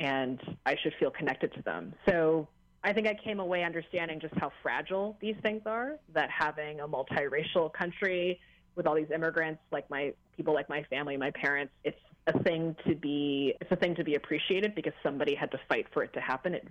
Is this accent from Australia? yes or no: no; United States; growing up in this country in the 80s and 90s